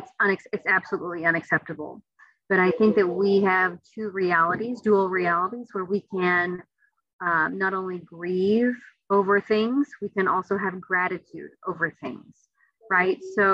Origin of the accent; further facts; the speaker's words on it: Midwest, United States; also born or lived in Seattle; as a Midwesterner, I was always like, am I really Asian enough anyway? Cause I'm in the Midwest.